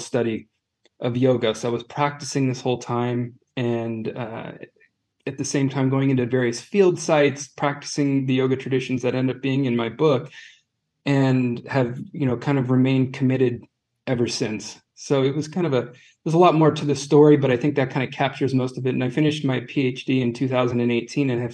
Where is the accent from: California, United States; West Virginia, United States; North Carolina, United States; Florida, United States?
California, United States; moved away as an adult; also born or lived in Manhattan Beach, California; now in Zurich, Switzerland; We're both from California